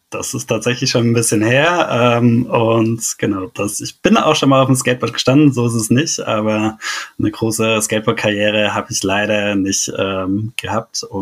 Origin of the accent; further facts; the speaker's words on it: Stuttgart, Baden-Württemberg, Germany; Davor war mir das als Stuttgarter gar nicht so bewusst, dass es da einen ziemlichen Schwabenhass ähm, in Baden gibt.